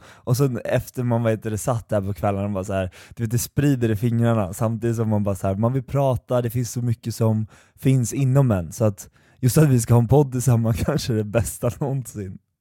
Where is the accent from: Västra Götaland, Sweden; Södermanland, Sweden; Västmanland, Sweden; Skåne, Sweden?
Södermanland, Sweden; Eskilstuna; jag kommer från Eskilstuna